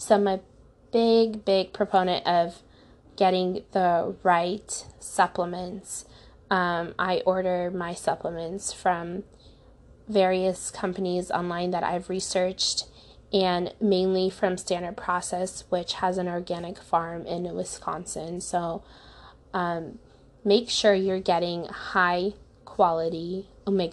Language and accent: English; Ukraine; now in United States; I was born in Ukraine